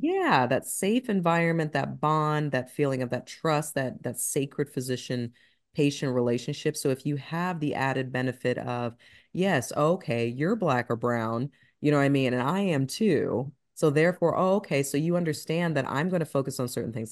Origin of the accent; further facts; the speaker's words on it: Ohio, United States; now in Atlanta, United States; I'm from Ohio